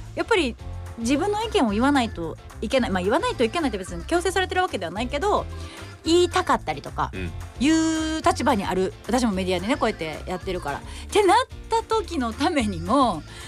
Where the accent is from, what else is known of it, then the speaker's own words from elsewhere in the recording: Japan; 日本で生まれ育った